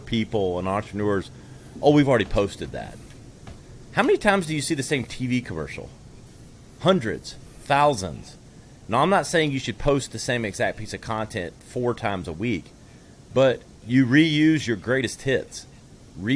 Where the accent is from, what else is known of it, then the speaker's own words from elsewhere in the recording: upstate South Carolina, United States; also born or lived in Manhattan, New York; Born and raised in South Carolina in the upstate here. I'm in Greenville now.